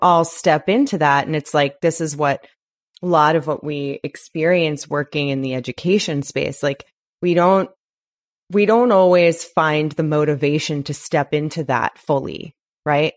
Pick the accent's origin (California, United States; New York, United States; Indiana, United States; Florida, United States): New York, United States; now in Los Angeles, United States; I'm from New York